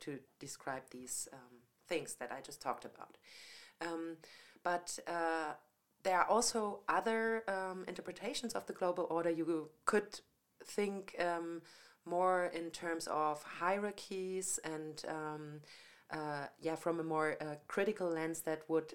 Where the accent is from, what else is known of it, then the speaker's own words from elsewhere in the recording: Franconia, Bavaria, Germany; moved away as an adult; also born or lived in Munich; I came from Franconia